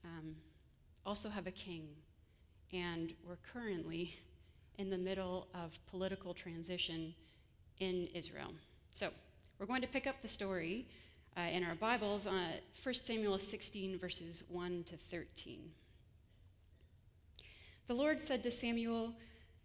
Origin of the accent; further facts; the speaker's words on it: Ontario, Canada; moved away as an adult; also born or lived in Grand Rapids, Michigan; now in Kalamazoo, United States; I come originally from Ontario